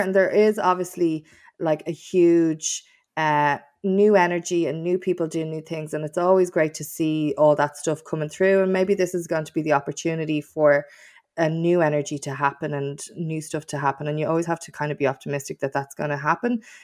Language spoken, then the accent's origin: English; Dublin, Leinster, Ireland; I was from Kings Wood in Tala, and I yearned for a city centre life